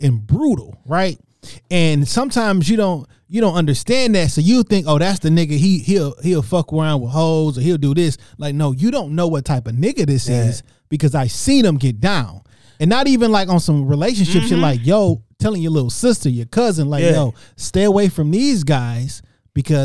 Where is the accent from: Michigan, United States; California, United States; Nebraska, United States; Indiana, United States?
Michigan, United States; Detroit; I grew up on Joy Road